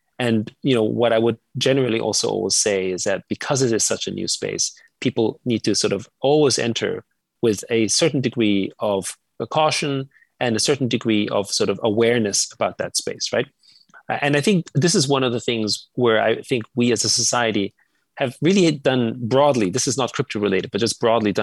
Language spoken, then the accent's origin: English; Vienna, Austria; moved away; I grew up in Austria, in Vienna